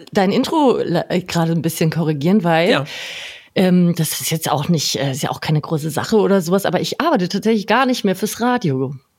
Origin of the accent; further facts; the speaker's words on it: a small village 20 km outside Nuremberg, Bavaria, Germany; moved away as an adult; Ehrlicherweise bin ich nicht direkt in Nürnberg aufgewachsen, sondern äh, in einem kleinen Dorf 20 Kilometer außerhalb.